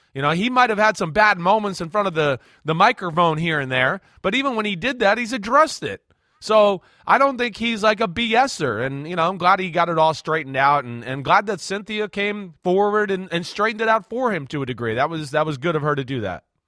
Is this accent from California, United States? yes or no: no; New Jersey, United States; In Jersey, we were a bunch of meatheads.